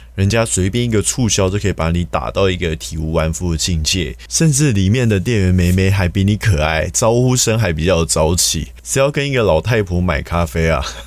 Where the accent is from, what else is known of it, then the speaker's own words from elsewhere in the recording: Taiwan; 我们其实台湾人